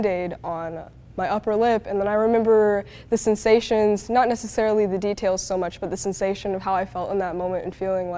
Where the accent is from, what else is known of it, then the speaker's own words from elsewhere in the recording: United States; also born or lived in China; They came and got me and brought me back to the States